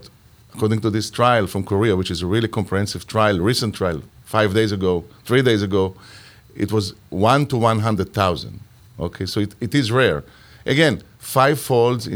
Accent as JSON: {"language": "English", "country": "Israel", "moved": "yes", "said": "I'm originally from Israel"}